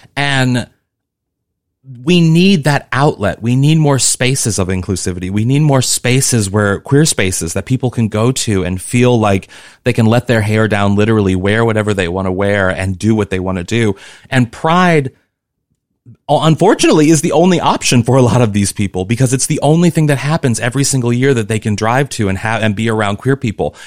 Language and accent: English; Missouri, United States; moved away as an adult; also born or lived in New York / Los Angeles; I come from Missouri